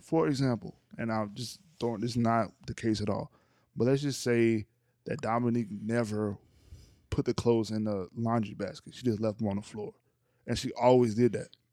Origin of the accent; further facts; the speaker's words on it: North Louisiana, United States; I'm from Louisiana